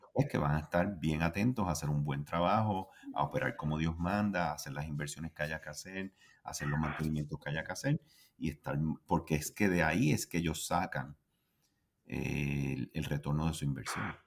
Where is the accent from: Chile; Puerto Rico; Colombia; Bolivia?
Puerto Rico